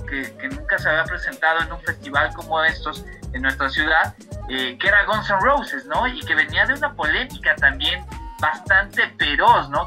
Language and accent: Spanish; Mexico; Soy, más mexicano que las quesadillas